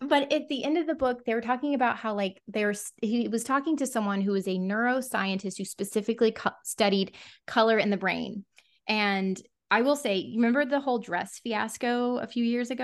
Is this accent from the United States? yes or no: yes; Texas, United States; a Texan